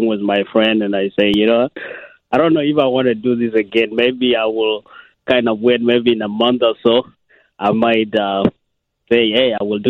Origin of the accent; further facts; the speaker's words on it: Kenya; moved away; also born or lived in South Sudan; I'm originally from a country called South Sudan, and I grew up in Kenya